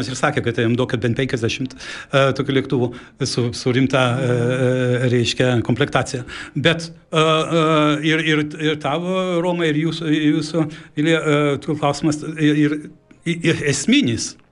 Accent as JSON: {"language": "Lithuanian", "country": "Lithuania", "also_born_or_lived": "Stockholm, Sweden", "moved": "yes"}